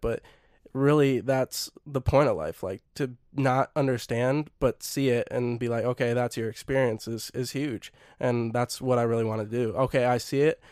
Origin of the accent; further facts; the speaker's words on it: Minnesota, United States; I'm Minnesotan and Norwegian